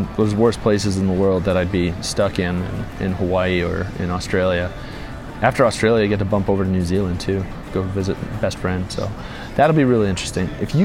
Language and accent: English; Calgary, Alberta, Canada; moved away as an adult; now in Hamilton, Canada; back in my hometown, or just east of the city, back in Calgary